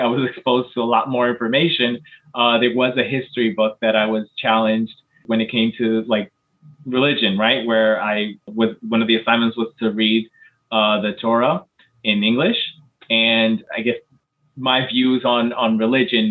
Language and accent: English; United States; I grew up in the United States and went through public